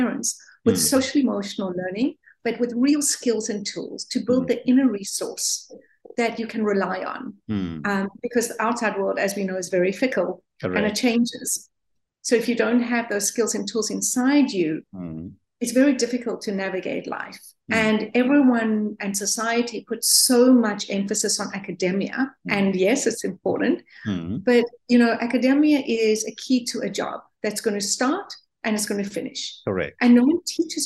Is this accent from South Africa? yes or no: yes; South Africa; I'm South African.